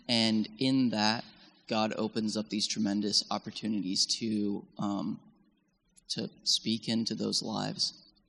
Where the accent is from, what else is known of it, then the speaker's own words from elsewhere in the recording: Bolivia; I was born and raised in Bolivia in South America in really high mountains.